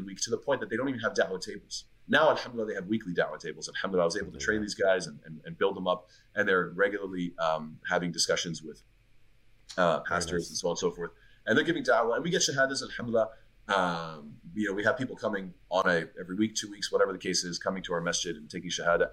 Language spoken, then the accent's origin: English; Montreal, Quebec, Canada; moved away; I'm from Montreal